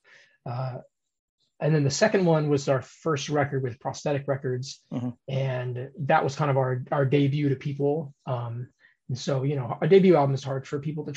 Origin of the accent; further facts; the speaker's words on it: Tucson, Arizona, United States; We are from Tucson, Arizona, all four of us. We all live and work here